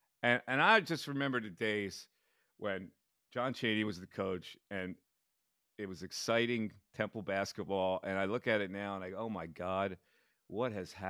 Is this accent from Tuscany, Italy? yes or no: no; Missanello, Basilicata, Italy; And the province is Potenza. And if you Google Missanello, that's my hometown.